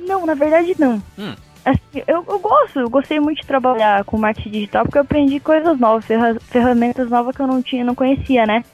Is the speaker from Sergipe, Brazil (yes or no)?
no; Caçador, Santa Catarina, Brazil; moved away as an adult; now in São Paulo, Brazil; eu era do interior de Santa Catarina, eu era de Caçador, nome da cidade